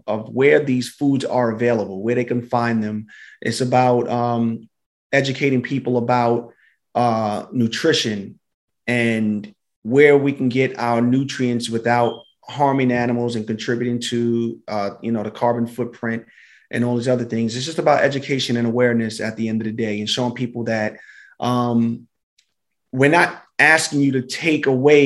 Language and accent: English; New York City, New York, United States; I'm from Brooklyn. I'm from East Flatbush.